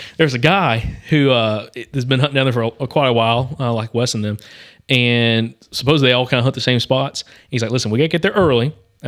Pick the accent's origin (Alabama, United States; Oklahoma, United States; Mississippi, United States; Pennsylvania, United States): Alabama, United States; And we grew up on Lake Martin down in southeastern Alabama or eastern Alabama. Growing up, and my grandparents always had pontoon boats.